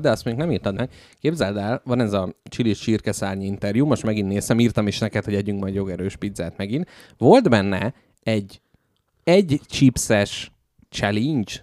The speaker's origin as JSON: {"language": "Hungarian", "region": "Budapest", "country": "Hungary", "tie": "born or raised there", "said": "születtem Budapesten"}